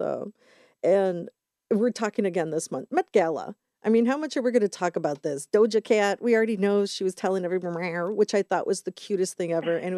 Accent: United States; as an American

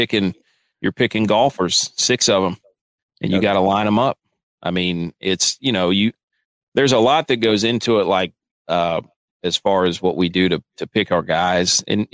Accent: North Carolina, United States; North Carolina.

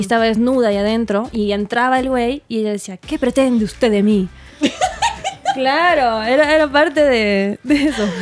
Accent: Argentina; now in Mexico

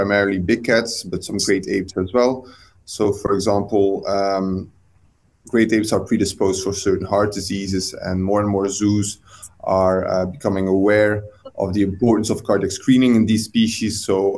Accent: Belgium; moved away as an adult; now in United Kingdom; I'm originally from Belgium.

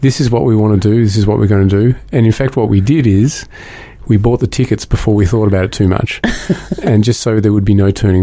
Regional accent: Burwood, Victoria, Australia; we grew up in Burwood, which was out in the sticks, and we were the only Jews in the neighbourhood

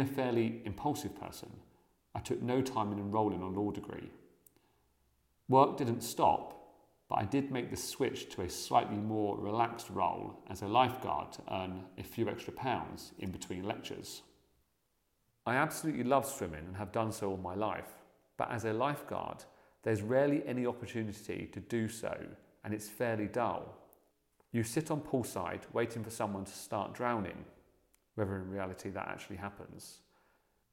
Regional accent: Buckinghamshire, South East England, United Kingdom; I grew up in the Buckinghamshire countryside

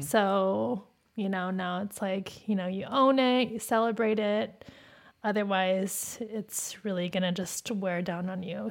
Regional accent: Phoenix, Arizona, United States; Growing up in Phoenix, there we weren't around Asian people

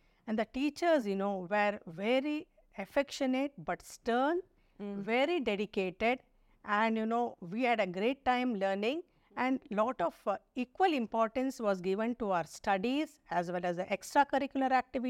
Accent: Suratkal, Karnataka, India; I was, you know, born and brought up in Suratkal, which is 18 kilometers away from Mangalore

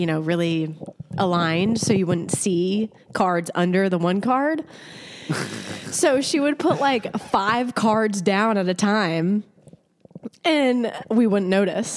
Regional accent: Houston, Texas, United States; I'm literally from Houston

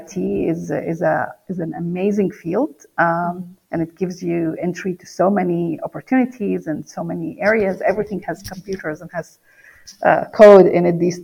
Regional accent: Palestine; English is a second language; moved away; I grew up in the Middle East in Palestine.

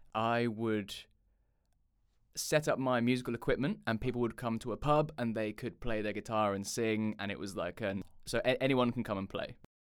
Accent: Chichester, South East England, United Kingdom; also born or lived in London; I'm from the U K, a little, uh, town called Chichester on the south coast of England

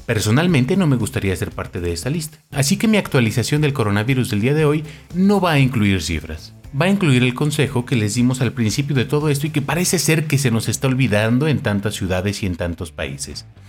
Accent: Mexico; como buen mexicano crecí

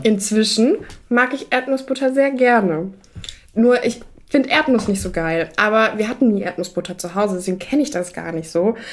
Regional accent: Germany; da, wo ich aufgewachsen bin, ist ja nahe zu Frankreich

